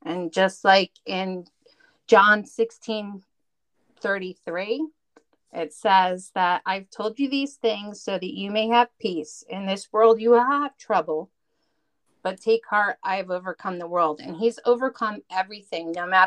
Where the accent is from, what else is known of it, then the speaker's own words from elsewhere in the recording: New Jersey, United States; I'm from North Jersey